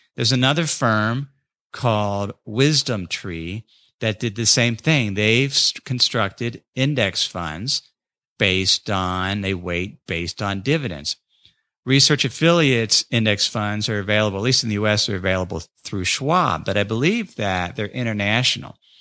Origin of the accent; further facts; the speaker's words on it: North College Hill, Ohio, United States; moved away; my hometown of North College Hill